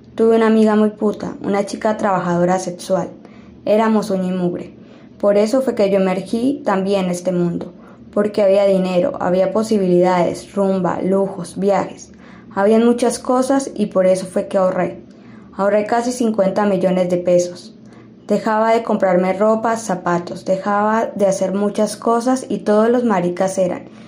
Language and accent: Spanish; Medellín, Antioquia, Colombia; mi comuna, la comuna 1 popular. Hoy me siento orgulloso de donde soy